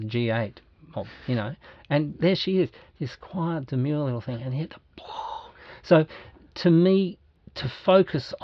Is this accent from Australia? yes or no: yes; Australia; Me as a guy who's 60, been born and bred in Australia, white to the back teeth